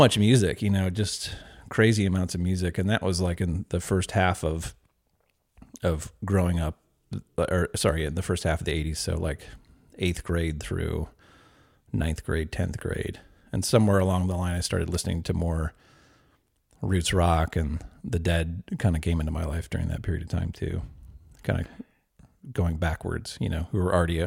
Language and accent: English; Valparaiso, Indiana, United States; moved away as an adult; also born or lived in Eugene, Oregon; I grew up in Valparaiso, which is about an hour from Chicago.